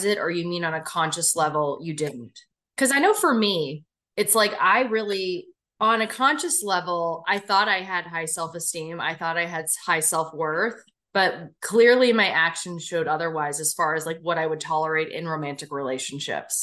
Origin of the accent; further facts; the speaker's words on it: Bryn Mawr, Pennsylvania, United States; I grew up in fucking Bryn Mawr. I grew up in the Main Line.